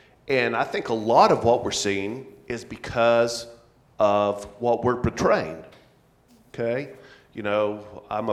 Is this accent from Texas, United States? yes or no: yes; Amarillo, Texas, United States; Ross and I actually were born in the same town. We grew up in Amarillo, Texas